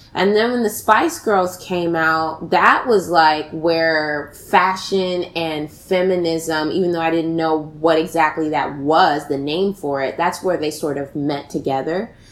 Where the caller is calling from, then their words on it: New York City, New York, United States; I am calling from the Bronx, New York